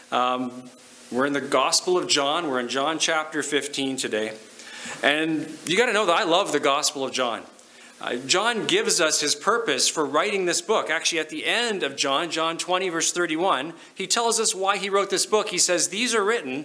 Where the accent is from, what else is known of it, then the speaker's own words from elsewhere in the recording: Lower Mainland, British Columbia, Canada; now in Okotoks, Canada; I grew up in BC in the Lower Mainland